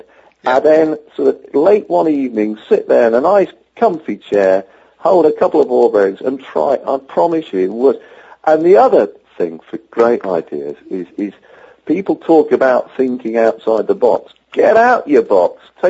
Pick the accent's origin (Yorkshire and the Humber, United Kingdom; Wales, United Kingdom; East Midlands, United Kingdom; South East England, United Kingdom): Yorkshire and the Humber, United Kingdom; As a Yorkshireman from England